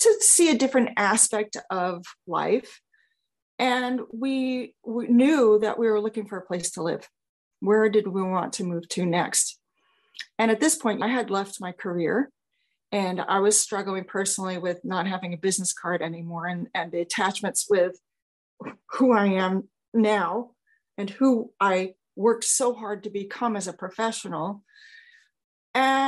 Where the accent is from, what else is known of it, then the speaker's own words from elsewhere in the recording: New York, United States; moved away; also born or lived in Phoenix / Los Angeles; I am originally from New York